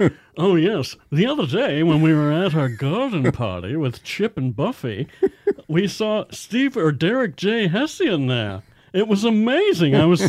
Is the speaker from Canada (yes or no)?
yes; Bridgewater, Nova Scotia, Canada; The one from my hometown, Bridgewater